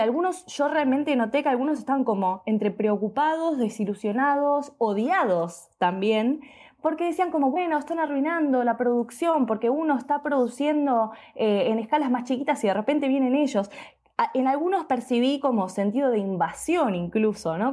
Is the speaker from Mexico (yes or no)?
no; Argentina; soy argentina